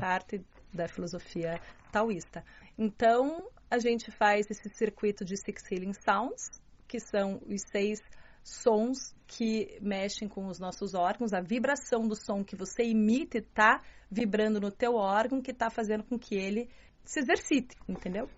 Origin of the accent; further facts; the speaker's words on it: Curitiba, Paraná, Brazil; accent: Curitibano; moved away as an adult; also born or lived in Baden-Württemberg, Germany; now in Beijing, China; sou brasileira do sul do Brasil